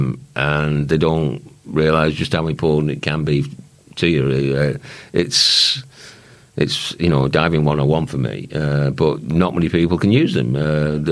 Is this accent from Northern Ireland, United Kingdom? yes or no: no; Runcorn, North West England, United Kingdom; moved away; I'm a fitter from Runcorn. Formerly a fitter from Runcorn